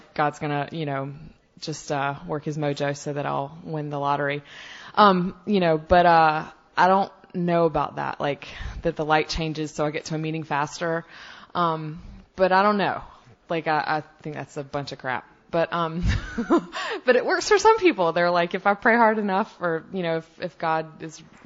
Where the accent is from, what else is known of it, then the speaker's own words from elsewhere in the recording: the South, United States; I'm from the South where big old Bible Belt